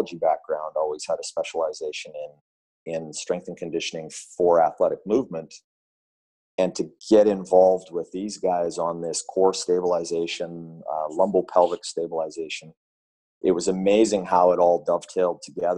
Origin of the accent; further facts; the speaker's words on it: Vancouver, British Columbia, Canada; my hometown of Vancouver here